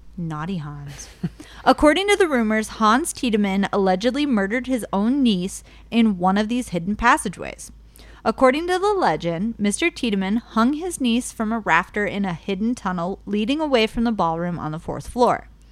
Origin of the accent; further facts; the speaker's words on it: Cleveland, Ohio, United States; I grew up in Ohio City, which is, like, now it's, like, a little, like, hipster town, I guess, in Ohio. Um, it's just Cleveland